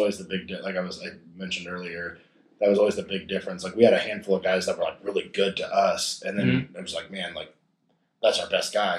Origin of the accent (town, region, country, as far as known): Gresham, Oregon, United States; born or raised there